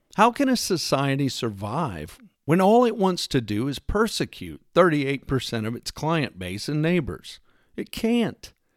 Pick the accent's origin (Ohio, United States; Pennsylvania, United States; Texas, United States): Texas, United States; moved away; I wasn't born there, and I no longer live there, but I grew up in the great state of Texas